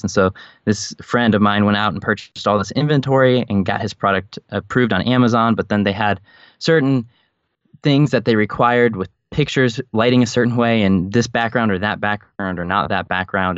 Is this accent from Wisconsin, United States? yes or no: no; Chicago, Illinois, United States; also born or lived in Scranton, Pennsylvania; I was raised in the suburbs of Chicago and considered that home, I was not born there